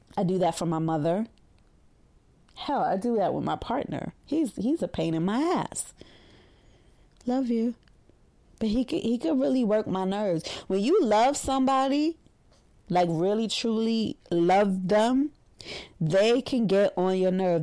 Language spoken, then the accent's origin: English; New York City, New York, United States; we're from Brooklyn